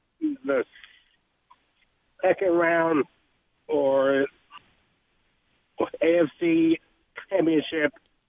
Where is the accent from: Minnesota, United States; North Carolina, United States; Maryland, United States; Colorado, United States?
Maryland, United States; Baltimore; Because I'm from Baltimore, and do you think the Ravens will pull a Joe Flacco-type thing